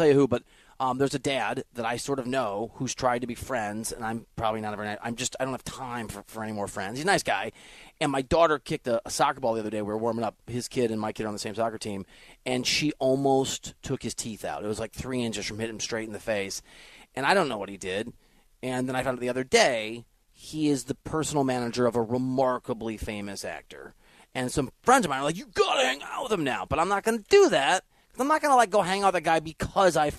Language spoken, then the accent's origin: English; Midwest, United States; I'm not from Utah, but I'm from a part of the country, Iowa, Missouri, that I think, Wisconsin, that I think gets overlooked